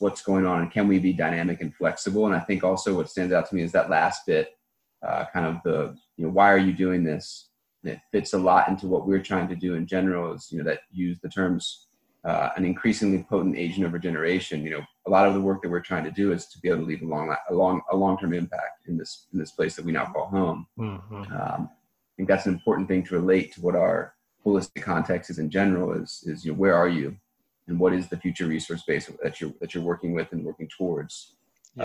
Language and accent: English; North Carolina, United States; moved away as an adult; also born or lived in Bahamas; now in Costa Rica; I'm originally from North Carolina in the states